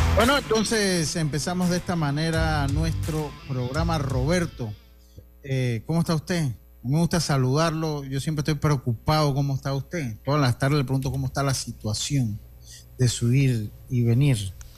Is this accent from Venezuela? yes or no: no; Santo Domingo, Dominican Republic; now in Panama; allá en mi tierra, cuando algo es muy, como muy sencillo, allá en Santo Domingo, decía, eso lo hago yo